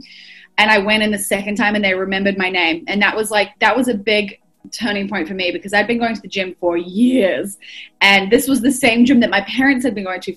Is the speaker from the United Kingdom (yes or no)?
no; Auckland, New Zealand; moved away as an adult; also born or lived in United States; now in Melbourne, Australia; I've been in Australia for coming up 7 years, but I grew up in New Zealand.